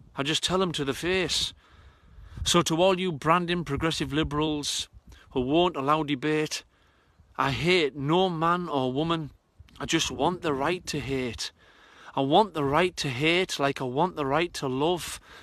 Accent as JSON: {"language": "English", "town": "Redcar", "region": "North East England", "country": "United Kingdom", "tie": "born or raised there", "said": "I've come back to this northern working class shrine in my hometown of Redcar"}